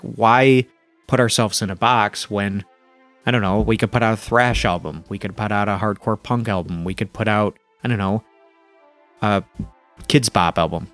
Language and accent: English; Flint, Michigan, United States; moved away as an adult; also born or lived in Toronto, Canada; now in Rochester, United States; growing up where I grew up in Flint, Michigan